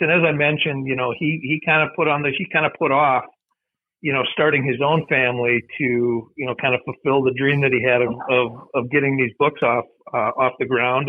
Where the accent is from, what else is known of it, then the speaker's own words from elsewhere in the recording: Mankato, Minnesota, United States; moved away as an adult; also born or lived in St. Paul, Minnesota; I grew up in Mankato.